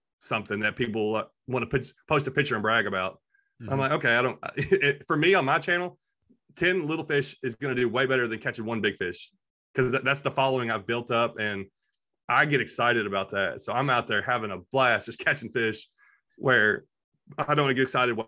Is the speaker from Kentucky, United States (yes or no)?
yes; Kentucky, United States; also born or lived in Clarksville, Tennessee; now in Tennessee, United States; We're all from Kentucky